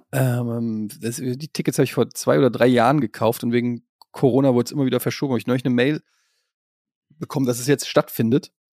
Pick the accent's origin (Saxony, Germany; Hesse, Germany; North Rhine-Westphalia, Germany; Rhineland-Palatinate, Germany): Hesse, Germany; Frankfurt; also born or lived in Berlin; now in Hamburg, Germany; Ich bin ja gebürtiger Frankfurter, wohne in Hamburg, war in Berlin